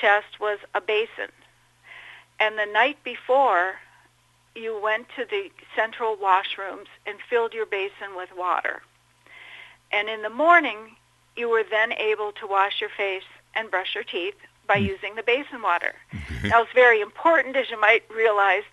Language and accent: English; Minnesota, United States; also born or lived in Dubuque, Iowa / Chicago; I grew up in Minnesota